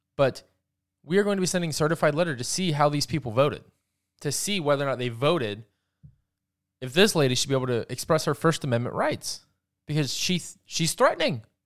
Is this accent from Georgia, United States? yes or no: yes; Georgia, United States; my home state of Georgia